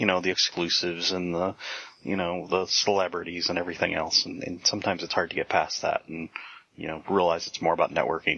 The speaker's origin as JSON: {"language": "English", "region": "Michigan", "country": "United States", "tie": "born or raised there", "moved": "as an adult", "lives_now": "Indiana, United States", "said": "I grew up in Michigan."}